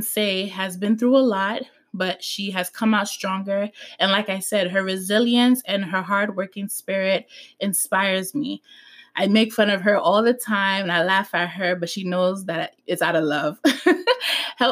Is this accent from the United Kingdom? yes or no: no; Ghana; I'm from Ghana.